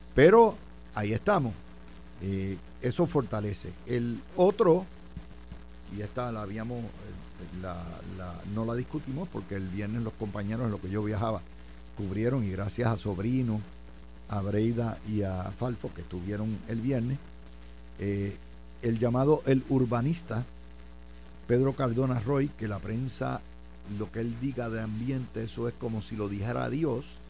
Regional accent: Cidra, Puerto Rico; mi pueblo de Sidra

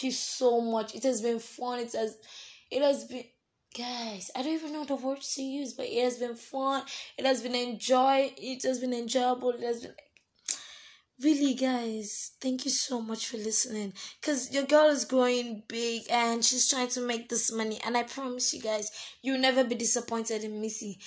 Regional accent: Nigeria; as a Nigerian

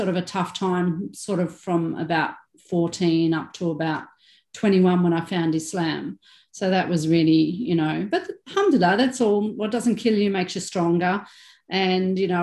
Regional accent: Melbourne, Victoria, Australia; I was born in Melbourne, born on the beach, you know, grew up the little surfy girl, I guess you could say. So very normal Aussie lifestyle

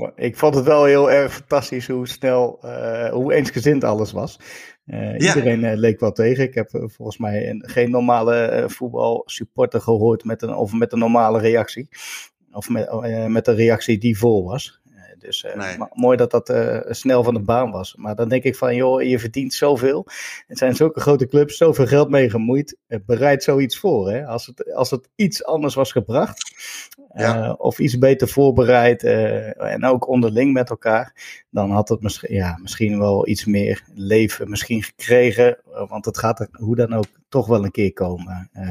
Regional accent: Netherlands; als Nederlander volgde je die club wel eh, boven gemiddeld met al die Nederlanders

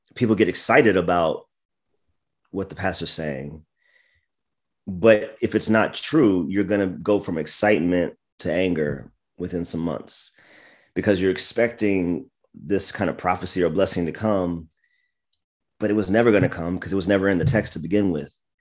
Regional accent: United States; moved away; also born or lived in Washington, D.C. / Maryland / Virginia; I was born in D C, grew up in Maryland and Virginia

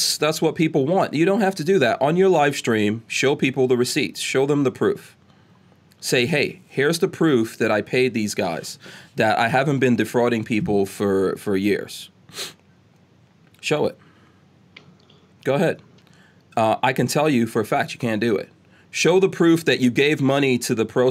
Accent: New York, United States; now in Gainesville, United States; I grew up in New York

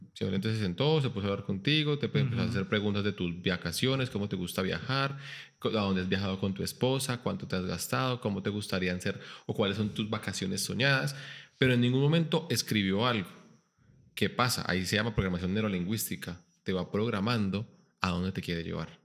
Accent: Bogotá, Colombia; moved away; also born or lived in Bucaramanga, Santander / Pereira (coffee region); yo soy Rolo, yo nací en Bogotá

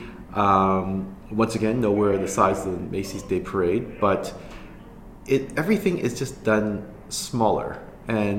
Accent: Canada

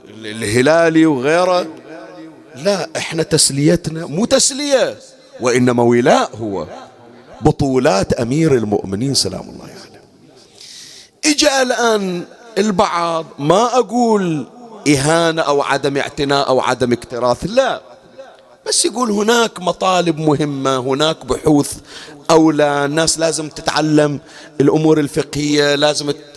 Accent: Bahrain; من العادات اللي كانت عندنا بالبحرين

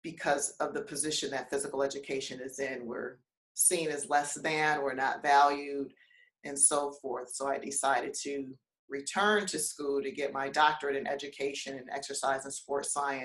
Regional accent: Detroit, Michigan, United States; moved away as an adult; also born or lived in Cairo, Egypt / Bangkok, Thailand / Chapel Hill, North Carolina; I'm from Detroit, Michigan, born and raised

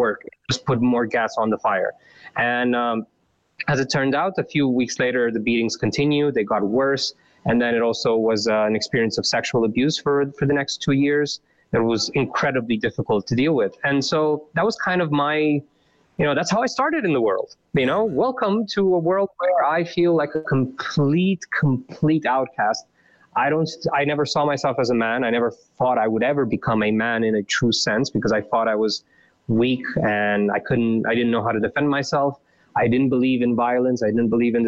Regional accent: Bârlad, Vaslui County, Romania; moved away; also born or lived in Bucharest; I was born in 88 in Romania, and in a small town called Bârlad, which is in the east, part

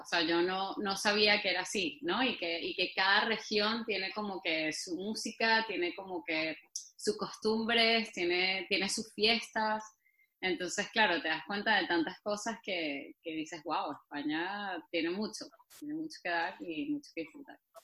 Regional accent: Venezuela; moved away as an adult; now in Spain; soy venezolana y no, no entra en mi ADN pronunciar

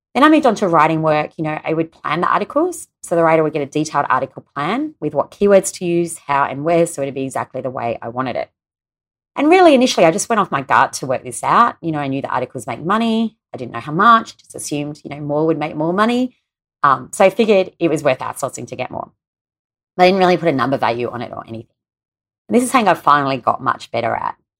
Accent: Australia; my home country here in Australia

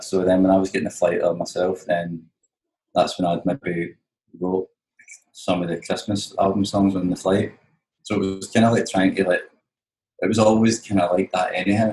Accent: Glasgow, Scotland, United Kingdom; I'm from Glasgow

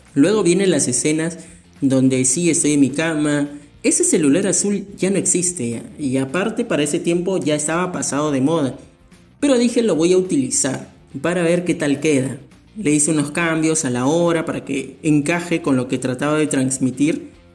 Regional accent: Peru; mi país, Perú

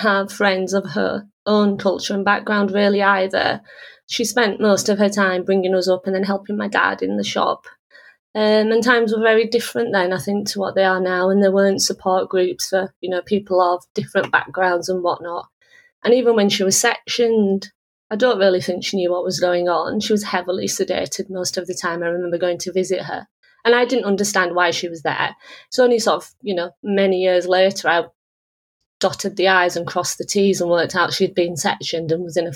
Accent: Huddersfield, Yorkshire and the Humber, United Kingdom; also born or lived in Manchester; My parents moved to Huddersfield in the late 1960s, and my father worked in various jobs after the mill. He worked as a security guard, worked on the buses, and eventually bed borrowed and stole, not literally, money to start a small business here in Huddersfield

